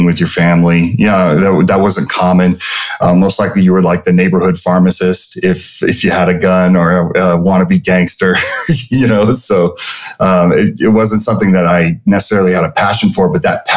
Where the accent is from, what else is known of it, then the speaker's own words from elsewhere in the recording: Jersey Shore, New Jersey, United States; moved away as an adult; now in Las Vegas, United States; that's where I'm from and that's where our offices were